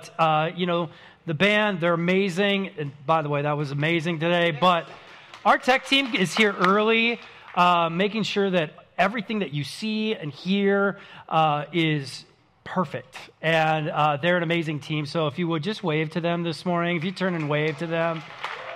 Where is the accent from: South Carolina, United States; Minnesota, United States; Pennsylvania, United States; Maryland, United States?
Minnesota, United States; St. Paul; I grew up in the Midwestern city of St. Paul, Minnesota.